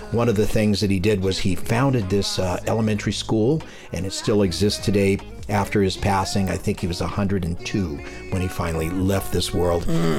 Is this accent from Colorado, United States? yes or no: no; Richmond, California, United States; I grew up in Richmond.